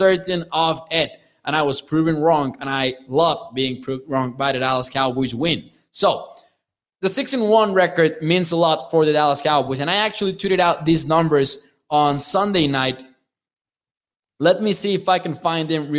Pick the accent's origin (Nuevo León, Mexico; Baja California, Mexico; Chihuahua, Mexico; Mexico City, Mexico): Chihuahua, Mexico; I'm from Chihuahua